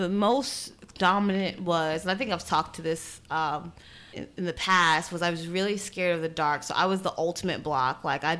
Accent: New York City, New York, United States; Part of it is because I'm from New York, I'm from Brooklyn.

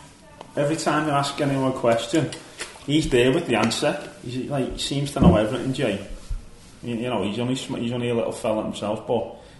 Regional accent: Bootle, North West England, United Kingdom; I'm from Bootle, mate.

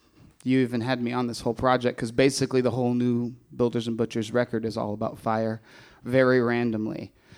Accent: Alaska, United States; I grew up in Alaska, and so every year, interior of Alaska just burns out of control, but nobody lives there

